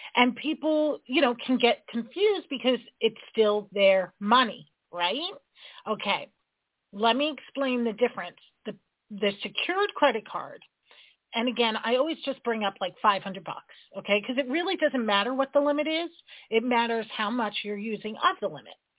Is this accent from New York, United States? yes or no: yes; New York, United States; I'm a New Yorker